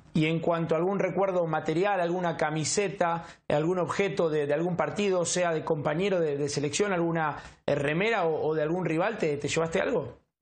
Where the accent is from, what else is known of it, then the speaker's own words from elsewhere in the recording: Argentina; nos pasa a todos los argentinos